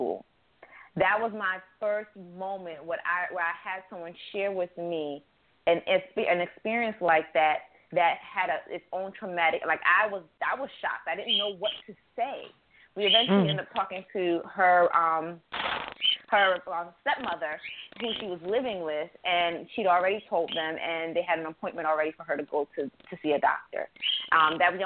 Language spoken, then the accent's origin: English; upstate New York, United States; also born or lived in an island (birthplace); now in Baltimore, United States; I was raised in upstate New York